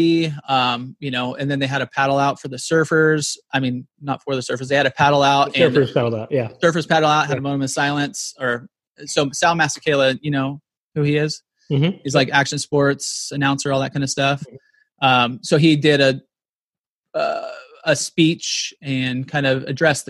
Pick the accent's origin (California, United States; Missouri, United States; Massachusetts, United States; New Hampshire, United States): California, United States; San Diego; I grew up here in North County, San Diego